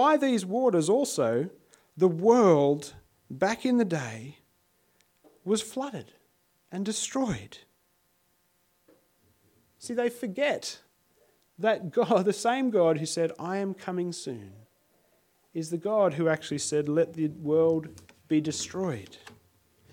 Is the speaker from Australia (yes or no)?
yes; Sydney, New South Wales, Australia; now in Adelaide, Australia; I grew up in Sydney, many of you will know, and I used to catch a train every day to get to high school